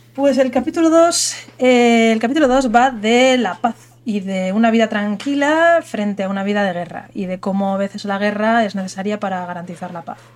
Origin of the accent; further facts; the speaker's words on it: Spain; soy española